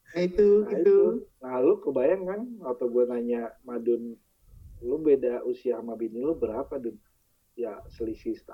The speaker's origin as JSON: {"language": "Indonesian", "town": "Bekasi", "region": "West Java", "country": "Indonesia", "tie": "born or raised there", "also_born_or_lived": "Jakarta", "said": "dari Bekasi nih, kan gue gue SD di Bekasi, terus gue SMP ke Jakarta."}